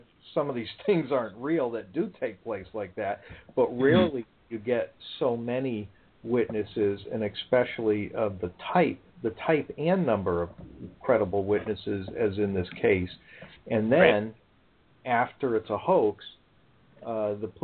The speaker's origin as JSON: {"language": "English", "town": "Bridgeport", "region": "Connecticut", "country": "United States", "tie": "born or raised there", "said": "I was 10 years old at the time, growing up in Bridgeport"}